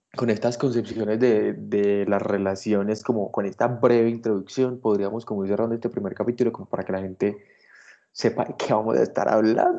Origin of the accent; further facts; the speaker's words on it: Colombia; que somos colombianos, que estamos ganando desde Colombia